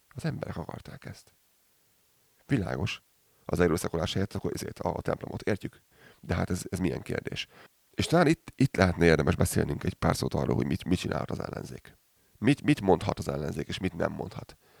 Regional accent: Hungary; now in Calgary, Canada; én így magyarként

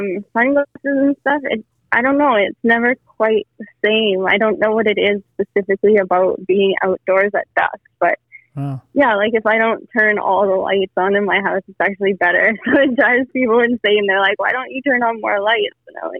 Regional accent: Peru; now in Canada; I was born in Canada and moved to Peru.

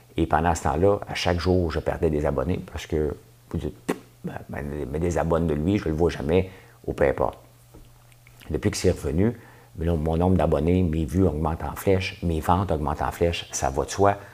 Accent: Quebec, Canada; je suis québécois.

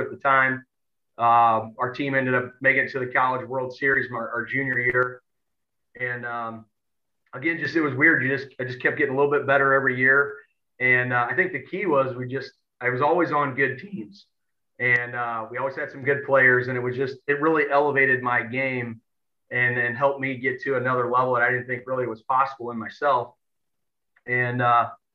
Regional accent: Edwardsville, Illinois, United States; I'm from Edwardsville and born and raised here

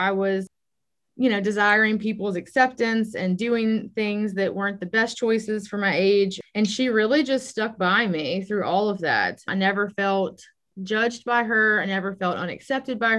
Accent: Baton Rouge, Louisiana, United States; I was born and raised in Baton Rouge

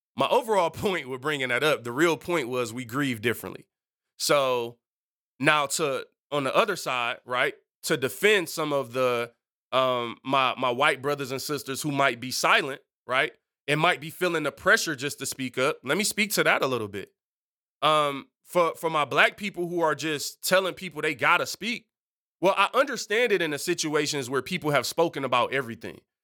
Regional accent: Detroit, Michigan, United States; I'm culturally, I'm from Detroit.

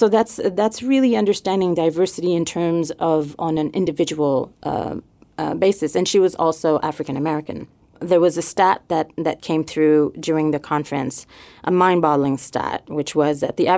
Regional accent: Montreal, Quebec, Canada; accent: French; moved away; So yes, I'm originally from Montreal.

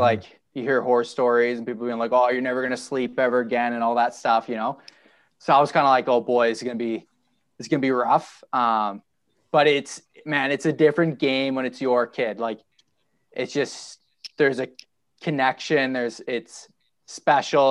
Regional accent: Ottawa, Ontario, Canada; now in Calgary, Canada; I grew up in Ottawa

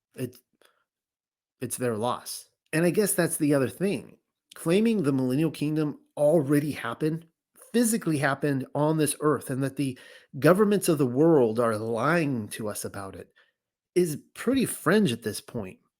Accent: California, United States; moved away as an adult; I grew up in California. I actually spent my first 35 years in California.

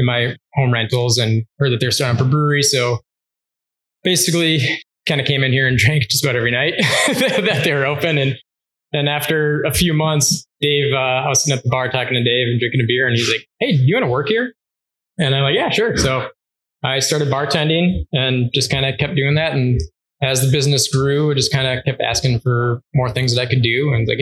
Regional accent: Minnesota, United States; moved away as an adult; now in Marquette, United States; I'm originally from Minnesota. I came up here in 2004

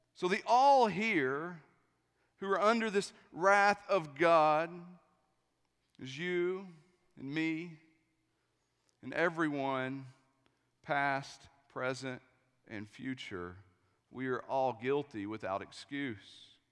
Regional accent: East Tennessee, United States; I'm from East Tennessee, too

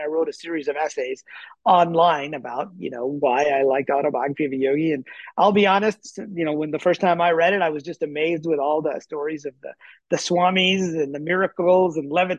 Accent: Punjab, Pakistan; born there; I was born in Pakistan near Lahore, which where Yogananda spent some time when he was a little baby

